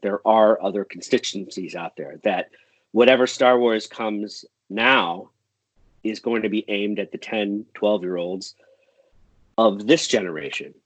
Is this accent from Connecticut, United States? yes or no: yes; Enfield, Connecticut, United States; born or raised there; moved away as an adult; also born or lived in Boston, Massachusetts